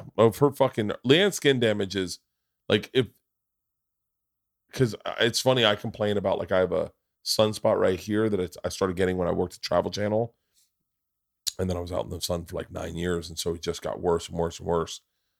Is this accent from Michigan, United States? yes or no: no; Florida, United States; And growing up in Florida, you did not want to be fair skinned. You wanted to be tan.